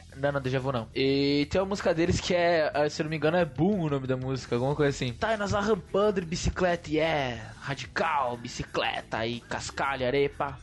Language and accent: Portuguese; Brazil; eu vinha do Prolurb